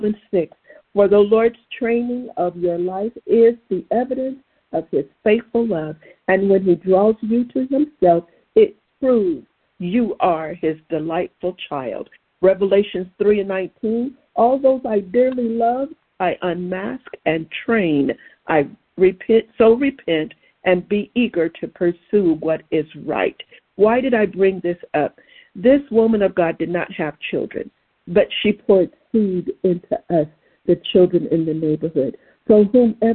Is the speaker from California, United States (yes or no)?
yes; Southern California, United States; where I grew up in Southern California.